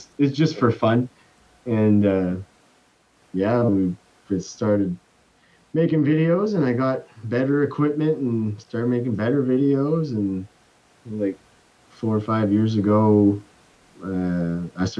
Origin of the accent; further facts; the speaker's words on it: Dalhousie, New Brunswick, Canada; also born or lived in Newfoundland; I ended up moving back to New Brunswick, to my hometown, Dalhousie, which is just 15 minutes away from Campbellton